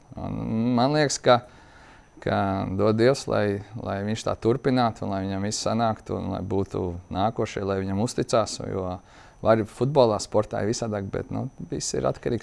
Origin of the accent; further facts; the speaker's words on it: Latvia; mēs arī latvieši